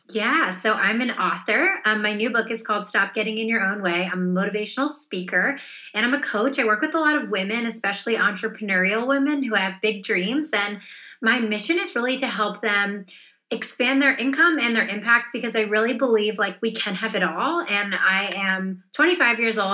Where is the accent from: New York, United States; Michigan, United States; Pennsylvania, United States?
Pennsylvania, United States; a small town outside Philadelphia; I grew up in a small town outside Philadelphia